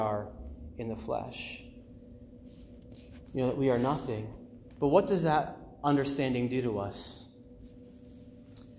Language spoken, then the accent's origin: English; Maine, United States; I grew up like 20 minutes from the ocean. It was in Maine